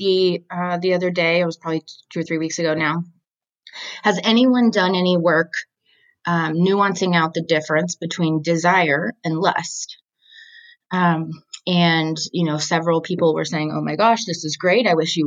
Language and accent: English; Dallas, Texas, United States; a native of the Dallas area in Texas, and kind of have, you know, wandered for school a little bit, but ended up back here